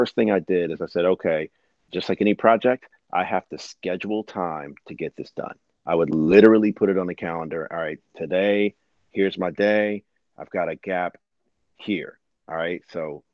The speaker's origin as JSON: {"language": "English", "region": "East Coast", "country": "United States", "said": "I'm from the East Coast"}